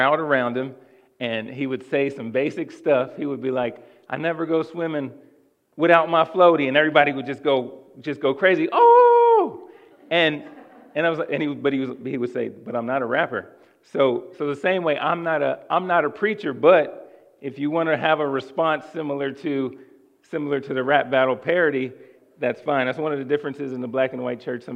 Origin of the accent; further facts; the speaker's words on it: Cincinnati, Ohio, United States; I'm originally from Cincinnati